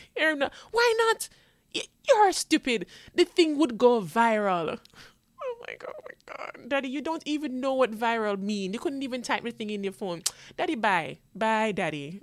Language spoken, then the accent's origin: English; Jamaica; also born or lived in New York, United States; now in Florida, United States; I was born in New York, but I went to Jamaica to live and now I live in Florida.